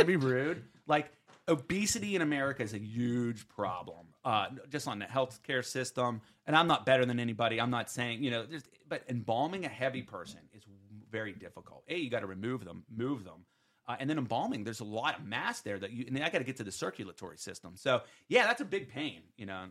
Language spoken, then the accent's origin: English; Western Pennsylvania, United States; I'm from Western P